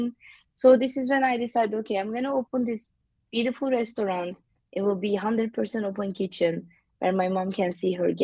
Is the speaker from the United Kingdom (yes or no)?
no; Mediterranean Region, Turkey; English is a second language; moved away as an adult; also born or lived in San Francisco; now in Honolulu, United States; I am from the Mediterranean coast of Turkey.